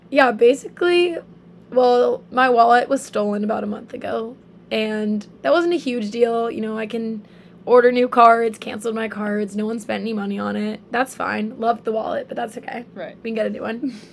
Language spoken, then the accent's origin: English; Charleston, South Carolina, United States; moved away as an adult; now in Oahu, United States; Um, so I'm 19, almost 20. I'm from Charleston, South Carolina and I've actually been out on Oahu since July.